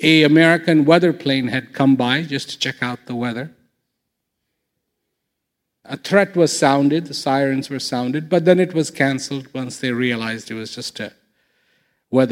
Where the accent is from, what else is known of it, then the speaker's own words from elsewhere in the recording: India; moved away; When I was growing up in India